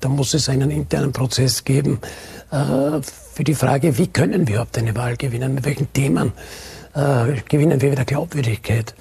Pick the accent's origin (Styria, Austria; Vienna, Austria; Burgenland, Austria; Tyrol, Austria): Burgenland, Austria; bei uns im Burgenland